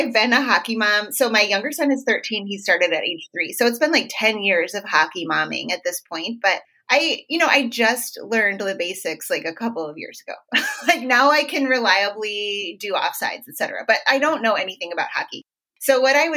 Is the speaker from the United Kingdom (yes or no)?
no; Minneapolis, Minnesota, United States; I'm from Minneapolis, and hockey is huge in Minnesota. We are the state of hockey